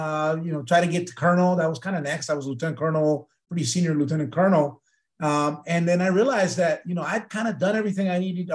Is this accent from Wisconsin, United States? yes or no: yes; Milwaukee, Wisconsin, United States; also born or lived in Puerto Rico; I was born in Puerto Rico, raised in Milwaukee, Wisconsin.